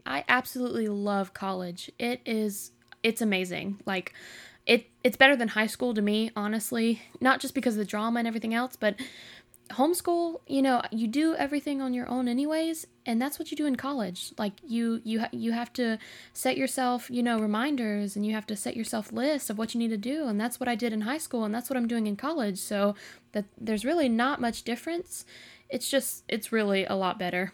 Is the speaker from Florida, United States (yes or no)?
yes; Jacksonville, Florida, United States; I'm from Jacksonville, Florida.